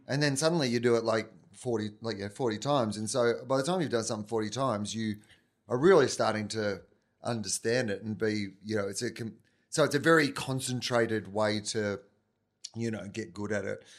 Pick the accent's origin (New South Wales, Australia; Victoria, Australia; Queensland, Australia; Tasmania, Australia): Victoria, Australia; moved away as an adult; also born or lived in Canberra; I was from Victoria